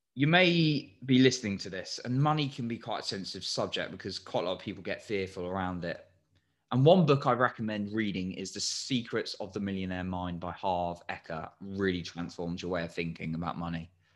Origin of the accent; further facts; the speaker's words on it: England, United Kingdom; I'm English